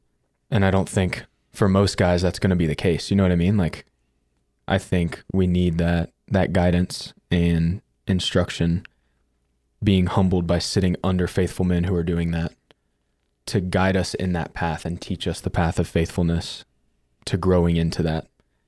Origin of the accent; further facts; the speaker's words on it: Alexandria, Kentucky, United States; Alexandria, Kentucky.